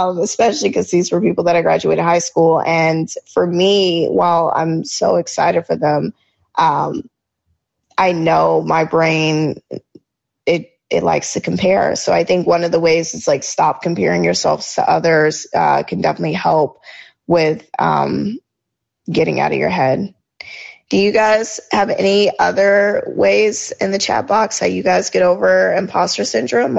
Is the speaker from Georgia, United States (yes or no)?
yes; Georgia, United States; I grew up in Georgia